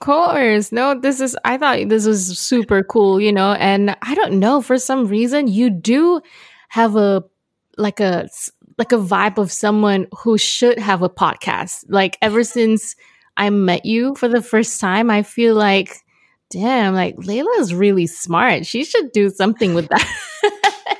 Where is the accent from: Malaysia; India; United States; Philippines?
Malaysia; growing up in Malaysia, trying to make it into the international music scene